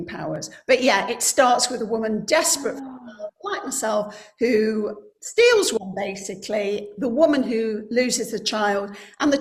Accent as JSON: {"language": "English", "town": "Coalville", "region": "East Midlands", "country": "United Kingdom", "said": "I'm from Colville in Leicestershire"}